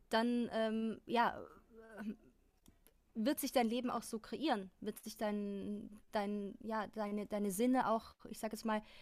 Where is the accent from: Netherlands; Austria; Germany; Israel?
Austria; es ist auch meine, meine Heimat Österreich